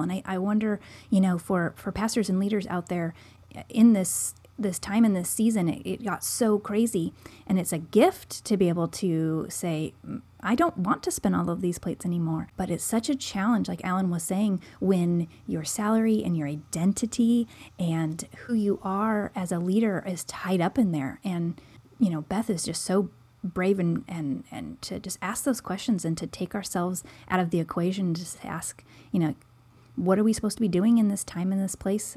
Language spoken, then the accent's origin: English; Seattle, Washington, United States; moved away as an adult; now in Oregon, United States; Joel and I are both from the Seattle area